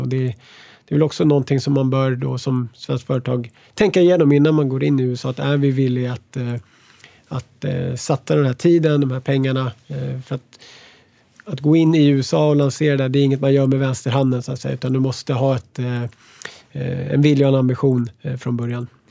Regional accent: Sweden; moved away as an adult; now in United States; som svensk

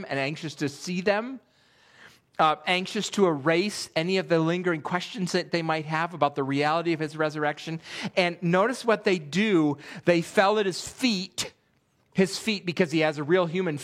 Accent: Western New York, United States; also born or lived in Pennsylvania; now in Millersville, United States; I grew up in Western New York

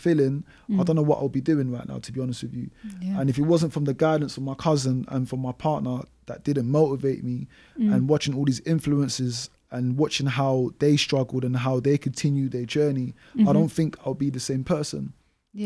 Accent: London, United Kingdom; growing up in Newham

